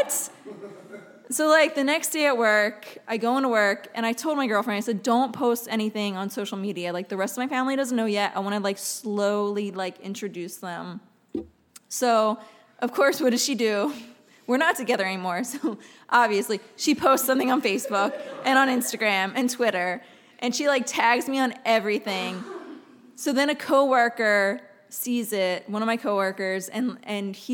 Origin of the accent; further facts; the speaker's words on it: West Chester, Pennsylvania, United States; moved away as an adult; also born or lived in Philadelphia, Pennsylvania; now in Los Angeles, United States; the town I grew up in Pennsylvania, it's Westchester, Pennsylvania